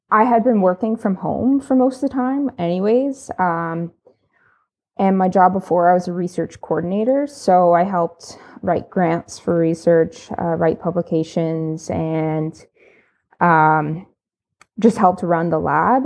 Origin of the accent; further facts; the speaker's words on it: State College, Pennsylvania, United States; moved away as an adult; now in Canada; I'm American. Um, I'm from the East, so Pennsylvania State College, um, probably known for Penn State University. And I moved to Canada in twenty seventeen